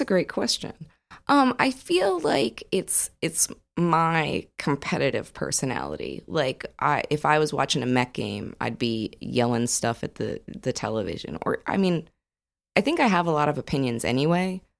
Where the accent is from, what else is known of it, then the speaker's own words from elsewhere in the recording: New Jersey, United States; now in Austin, United States; I grew up in New Jersey